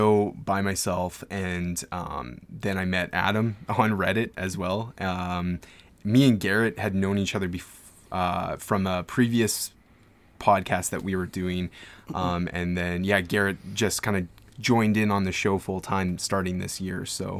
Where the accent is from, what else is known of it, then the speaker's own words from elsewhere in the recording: Edmonton, Alberta, Canada; So I'm from Edmonton, Alberta, Canada.